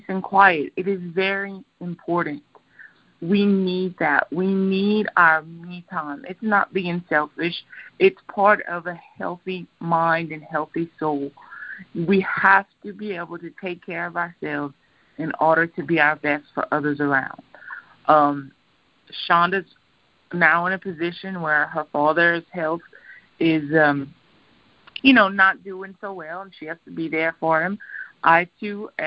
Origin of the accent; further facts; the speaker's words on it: Louisiana, United States; I'm from Louisiana. I love my alcohol. I love my Cajun food.